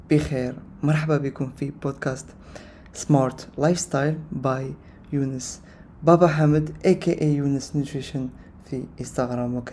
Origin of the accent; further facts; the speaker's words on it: Algeria; انا جزائري من الجزائر وحنا في الجزائر ما نتكلموش آه، بكثير العربية فصحى